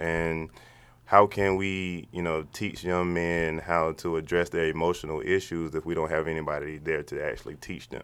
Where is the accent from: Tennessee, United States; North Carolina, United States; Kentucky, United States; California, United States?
North Carolina, United States; Charlotte; I'm from Charlotte, North Carolina